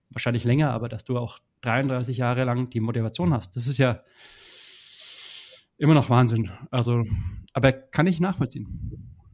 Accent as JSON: {"language": "German", "town": "Teuschnitz", "region": "Bavaria", "country": "Germany", "said": "also ich komme aus Teuschnitz. Ungefähr. Also Franken ist ja groß, das ist das Problem. Franken ist ja größer als Bayern eigentlich."}